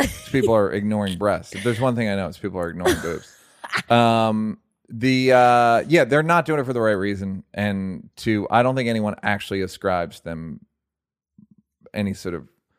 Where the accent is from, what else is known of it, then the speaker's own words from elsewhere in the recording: Toronto, Ontario, Canada; I'm from the West End of Toronto, which is a super amazing place, progressive and accommodating.